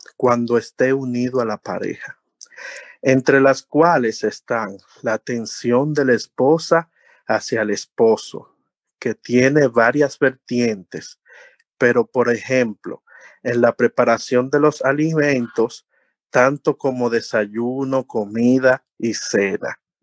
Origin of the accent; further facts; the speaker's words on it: Dominican Republic; uno tiene como buen dominicano